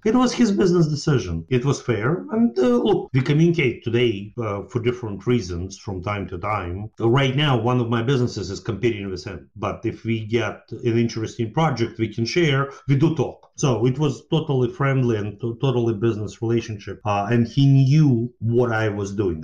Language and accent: English; Ukraine; moved away as an adult; now in United States; I grew up in Ukraine, well, former Soviet Union at that time. And then uh, just when Ukraine became independent, I moved to United States